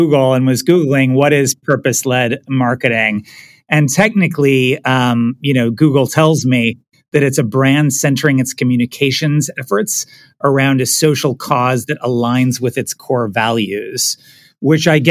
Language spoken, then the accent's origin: English; Pittsburgh, Pennsylvania, United States; moved away; I am originally from Pittsburgh, Pennsylvania. Moved around a little bit as a kid, but Pittsburgh is my hometown.